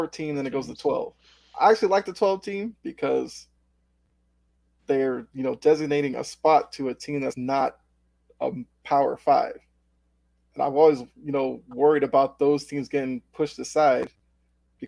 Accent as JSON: {"language": "English", "town": "Boston", "region": "Massachusetts", "country": "United States", "said": "I'm from the Boston area"}